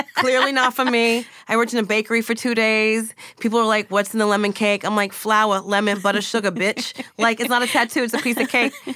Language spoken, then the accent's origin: English; New Jersey, United States; moved away as an adult; now in Los Angeles, United States; I'm from Jersey and I have, like, the Northeast thing